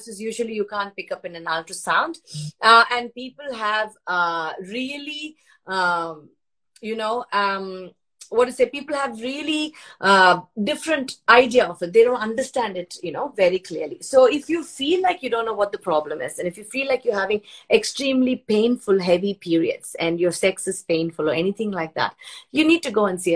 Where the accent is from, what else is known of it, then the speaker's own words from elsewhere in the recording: India; moved away as an adult; now in Sydney, Australia; I was raised in India